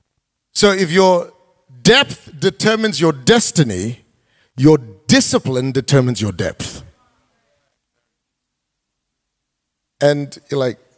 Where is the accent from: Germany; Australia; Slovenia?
Australia; Perth, Western Australia; moved away as an adult; also born or lived in Malaysia; as a single guy growing up in Perth, before I went to Malaysia to start Kingdom City